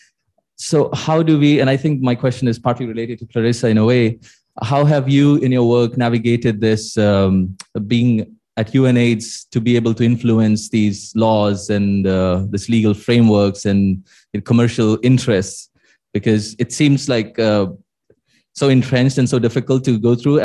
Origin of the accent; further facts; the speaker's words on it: India; moved away as an adult; now in London, United Kingdom; I'm from India